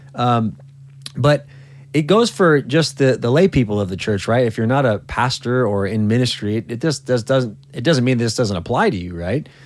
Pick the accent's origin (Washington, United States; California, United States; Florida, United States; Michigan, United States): California, United States; moved away; in California, my home state